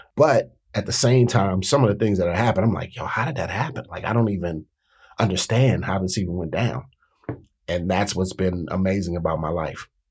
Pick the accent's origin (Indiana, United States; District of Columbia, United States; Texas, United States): District of Columbia, United States; Washington; I grew up in a city